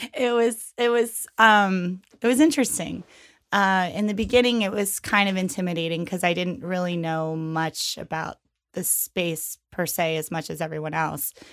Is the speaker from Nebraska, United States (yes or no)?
no; York, Pennsylvania, United States; now in New York City, United States; I'm originally from York, Pennsylvania. Um, I moved to New York City in two thousand one